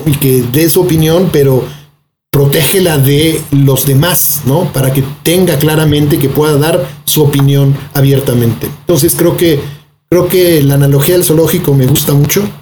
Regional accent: Mexico City, Mexico; no somos capaces los chilangos

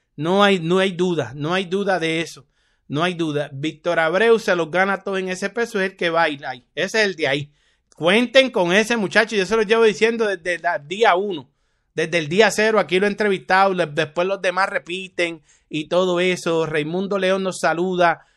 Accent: Carolina, Puerto Rico; desde mi pueblo, Carolina, Puerto Rico

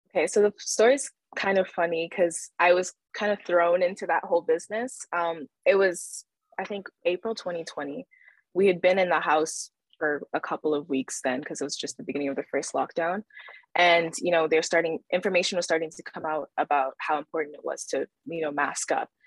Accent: Calgary, Alberta, Canada; also born or lived in Nigeria; now in Vancouver, Canada; my family immigrated to Canada when I was less than two years old, and, uh, we stayed in Alberta, mostly Calgary

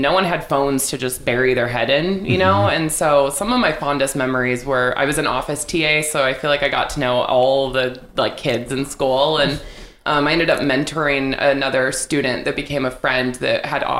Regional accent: Vancouver, Washington, United States; also born or lived in Hawaii / Switzerland; I was born and raised in Vancouver

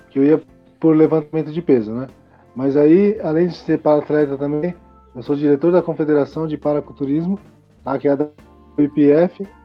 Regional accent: Guarulhos, São Paulo, Brazil; also born or lived in the interior (countryside); Eu estava em Guarulhos, né? Eu sou de Guarulhos.

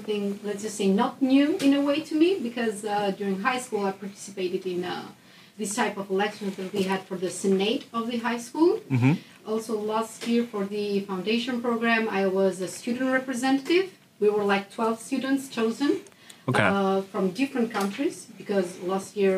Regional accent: Albania; moved away as an adult; now in Netherlands; I'm from Albania, a small country in the Balkans, but very nice. And I've been living in the Netherlands now for like 1 year and a half

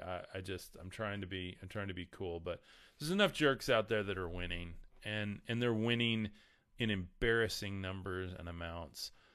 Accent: the Bible Belt, United States; We are in the middle of the Bible Belt here.

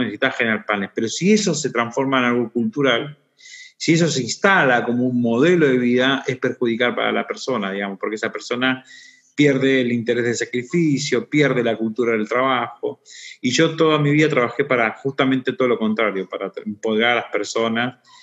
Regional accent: Boulogne Sur Mer, Buenos Aires Province, Argentina; also born or lived in San Juan; donde prácticamente me crié en el Bajo Bulogne

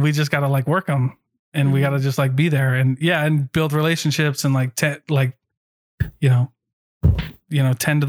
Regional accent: Iowa, United States; I grew up in Iowa

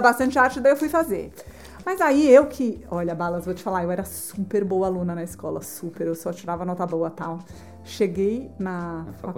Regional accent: Brazil; eu sou do Brasil, estudo arquitetura

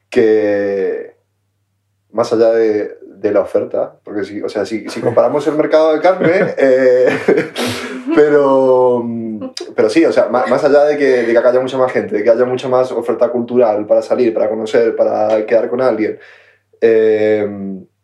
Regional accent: Argentina; moved away

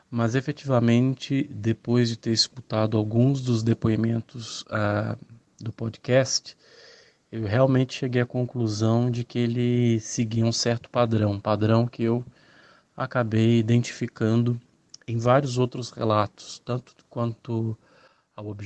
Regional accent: Minas Gerais, Brazil; eu sou de Minas Gerais é, e depois de ouvir uma série de relatos aqui no canal

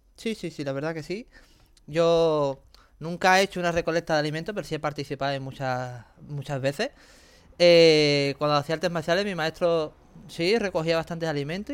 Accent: Andalusia, Spain; mi tierra es mi tierra y Andalucía

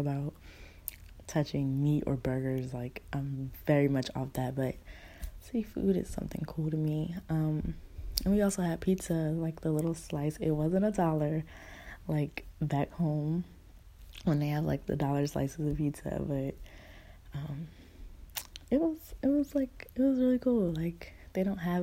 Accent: Newark, New Jersey, United States; moved away as an adult; now in Alabama, United States; where I'm from Newark, New Jersey, born and raised

